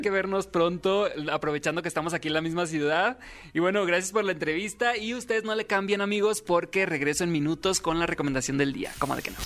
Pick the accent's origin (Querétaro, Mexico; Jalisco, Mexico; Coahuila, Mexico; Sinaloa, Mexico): Sinaloa, Mexico; yo soy de Sinaloa